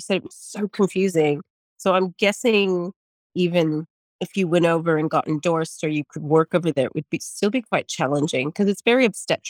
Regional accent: United States; now in Australia; Being an American

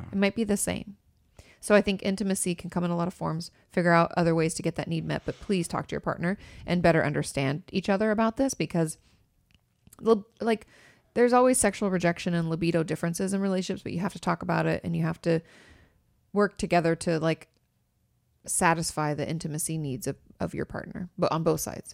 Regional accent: near Vancouver, Washington, United States; now in Los Angeles, United States; I grew up not too far from Vancouver, so that's, like, right in my neck of the woods

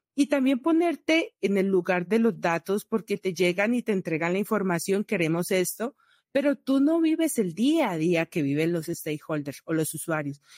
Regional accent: Valle del Cauca, Colombia; moved away; also born or lived in Bucaramanga, Colombia; yo soy valle vallecaucana

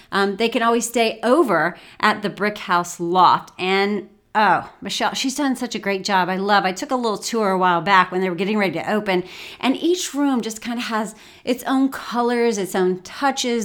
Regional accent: Martinsville, Indiana, United States; moved away; my hometown. You all know Martinsville

